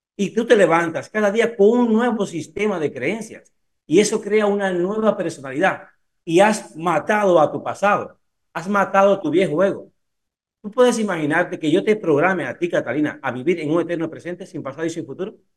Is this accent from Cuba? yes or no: yes; Cuba; also born or lived in Italy; now in Spain; yo soy cubano